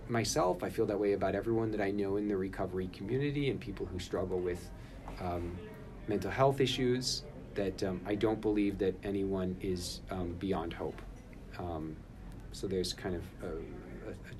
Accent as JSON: {"language": "English", "town": "Kansas City", "country": "United States", "tie": "born or raised there", "said": "I grew up in Kansas City"}